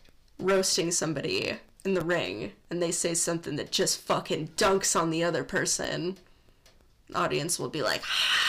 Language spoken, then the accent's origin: English; Midwest, United States; We're from the Midwest